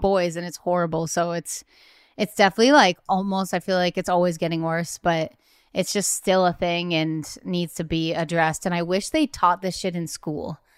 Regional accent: Nantucket, Massachusetts, United States; also born or lived in Cape Cod; I'm from, um, Cape Cod, but I was born and raised on Nantucket, but I went to high school in Cape Cod

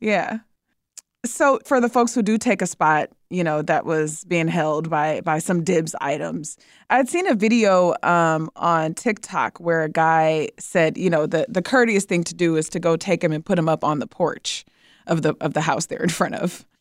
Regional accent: Detroit, Michigan, United States; now in Chicago, United States; I'm from Detroit

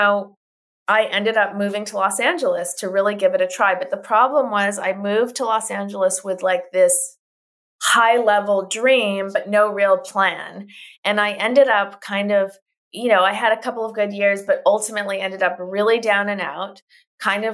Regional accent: Winnipeg, Manitoba, Canada; I'm Canadian. I'm born in Winnipeg, Manitoba, Canada

